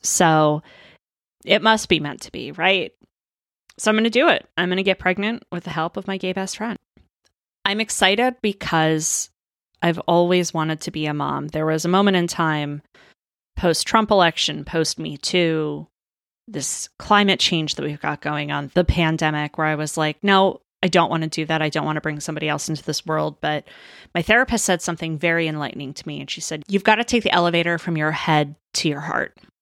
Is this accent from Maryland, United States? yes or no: yes; Maryland, United States; moved away as an adult; also born or lived in Northern Florida; now in Southern California, United States; I'm from Maryland originally